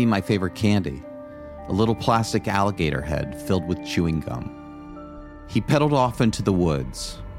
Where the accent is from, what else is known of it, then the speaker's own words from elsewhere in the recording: Florida, United States; this is my brother, John. growing up in Florida in the early 70s, kids were free to run around for hours outside.